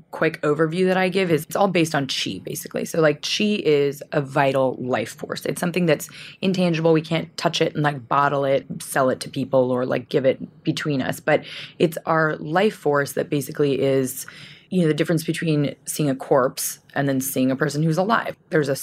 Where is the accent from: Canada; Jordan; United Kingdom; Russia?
Canada; Vancouver, British Columbia; I grew up in Vancouver, Canada, and it is about a 50% Asian population in Vancouver.